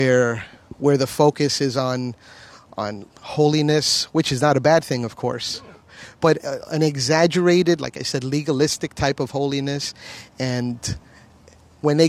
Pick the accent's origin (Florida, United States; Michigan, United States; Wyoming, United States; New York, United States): Florida, United States; Miami; I was born in 1970 in the city of Miami, Florida